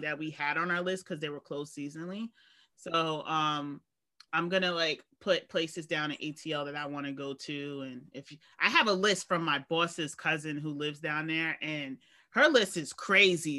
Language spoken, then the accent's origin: English; New York, United States; I've grew up in a large city, and I never felt like, even though I'm a New Yorker